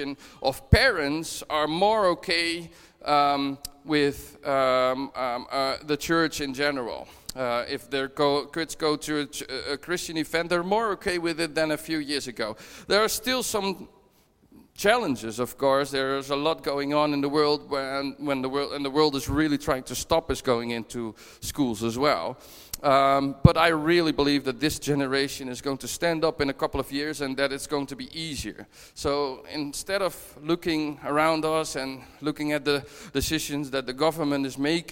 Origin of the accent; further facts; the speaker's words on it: Netherlands; moved away as an adult; now in Dunfermline, United Kingdom; I'm originally from the Netherlands, but we moved up from the Netherlands last year to Dunfermline